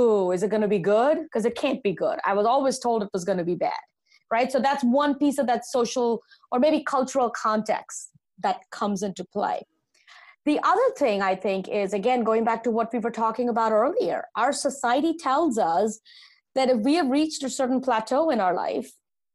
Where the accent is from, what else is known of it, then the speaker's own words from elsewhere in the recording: India; now in United States; growing up in India, I'm an immigrant to this country. Growing up in India, the age of 10